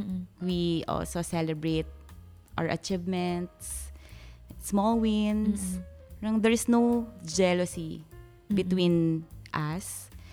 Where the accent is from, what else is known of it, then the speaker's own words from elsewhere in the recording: Pasig, Metro Manila, Philippines; moved away as an adult; now in Singapore; And in the Philippines, I'm from Pasig City. Anak ng Pasig.